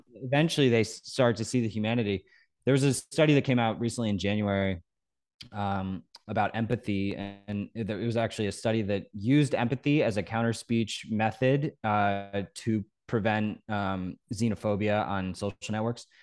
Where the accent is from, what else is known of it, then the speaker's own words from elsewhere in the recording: Norwalk, Connecticut, United States; I grew up in Norwalk, Connecticut on the beach